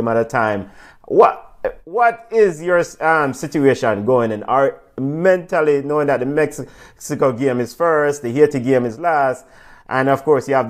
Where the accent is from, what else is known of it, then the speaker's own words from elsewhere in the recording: Jamaica; we are Jamaican